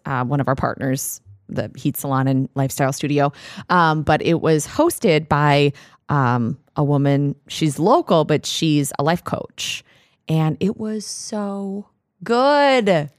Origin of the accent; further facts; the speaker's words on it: Minnesota, United States; we're from Minnesota